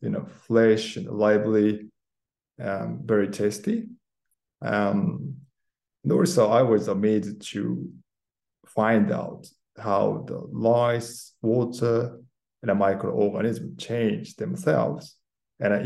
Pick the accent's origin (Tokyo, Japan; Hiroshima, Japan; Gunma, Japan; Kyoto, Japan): Kyoto, Japan; moved away as an adult; now in London, United Kingdom; I was born in Japan, grew up in Kyoto, okay, surrounded by beautiful nature